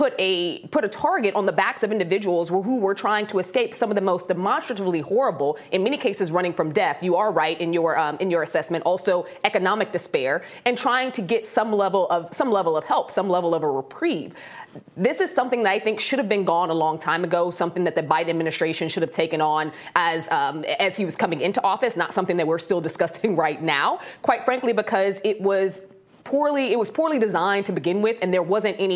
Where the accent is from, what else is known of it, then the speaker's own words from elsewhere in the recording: Chicago, Illinois, United States; my hometown of Chicago